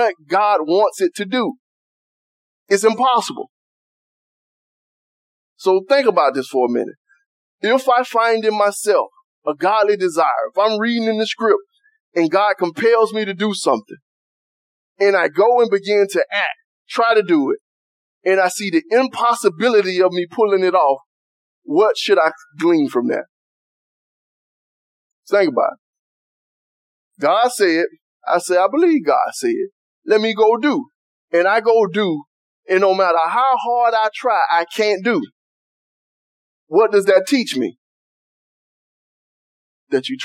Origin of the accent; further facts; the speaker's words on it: United States; I was from Cedar Park